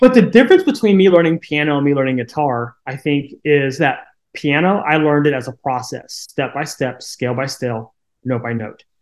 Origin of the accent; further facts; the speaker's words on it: Koshkonong, Missouri, United States; now in Licking, United States; grew up in a town of 200 people right along the Missouri Arkansas border uh, called Koshkonong, Missouri